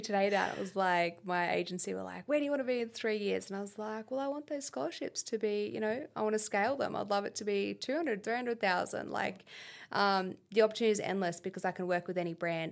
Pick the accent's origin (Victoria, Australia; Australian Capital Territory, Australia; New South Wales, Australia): Australian Capital Territory, Australia; Canberra; moved away as an adult; also born or lived in United States; my upbringing here in Canberra, um, we grew up in Duffy, opposite the Pine Forest